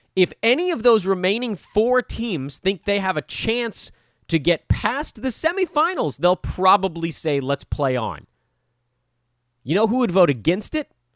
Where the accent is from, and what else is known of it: Los Angeles, California, United States